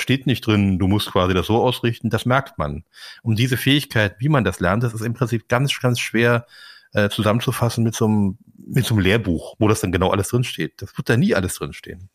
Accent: Berlin, Germany; ich bin nun tatsächlich in Kreuzberg geboren

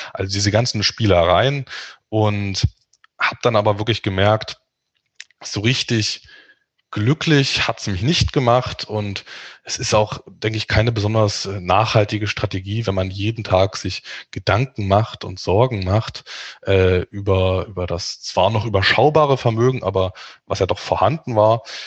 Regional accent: Dresden, Saxony, Germany; moved away as an adult; now in Magdeburg, Germany; Ich bin in Dresden aufgewachsen und lebe mittlerweile in Magdeburg

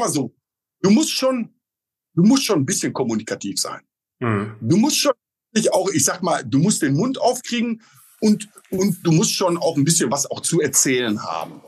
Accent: Oelde, North Rhine-Westphalia, Germany; now in Potsdam, Germany; Ich selber komme gebürtig aus Oelde. Das ist so ein kleiner Ort zwischen Münster und Bielefeld.

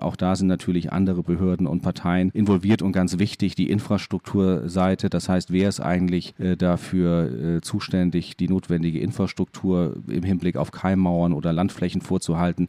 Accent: Landau, Rhineland-Palatinate, Germany; moved away as an adult; also born or lived in Bremen; now in Hamburg, Germany

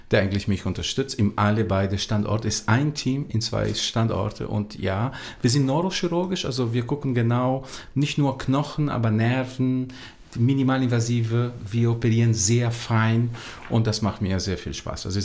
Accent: Brazil; born there; Ich bin in Brasilien geboren

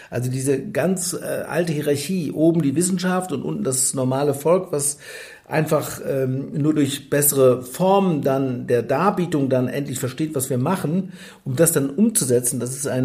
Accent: Freudenberg, North Rhine-Westphalia, Germany; also born or lived in Siegen; ich bin ja in Siegen geboren, aber in, im wunderschönen Freudenberg bin ich groß geworden. Eine schöne Stadt in Westfalen, wie gesagt, mit sehr wunderschönen Fachwerkhäusern. Im Siegerland.

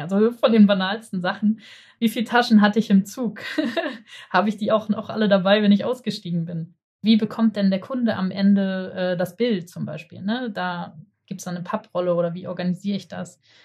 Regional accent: Hamburg, Germany; ich bin Hamburger

